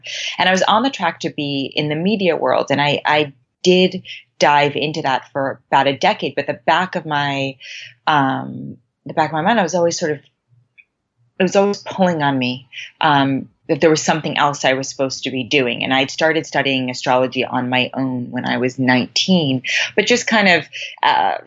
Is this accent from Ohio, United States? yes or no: no; New York City, New York, United States; moved away as an adult; now in Los Angeles, United States; I was born and raised in Manhattan in a very academic and achievement-oriented household and environment.